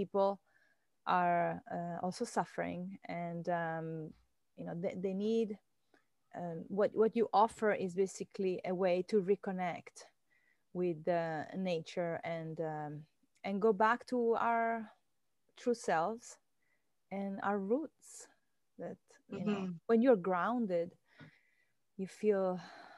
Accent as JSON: {"language": "English", "country": "Venezuela", "tie": "born or raised there", "moved": "yes", "lives_now": "Key Biscayne, United States", "said": "I was born in Venezuela"}